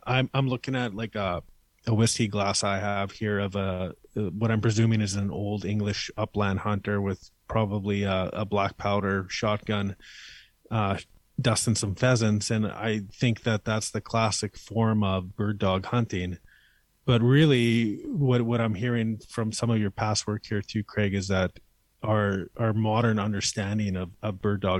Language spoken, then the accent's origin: English; Manitoba, Canada; we're both from Manitoba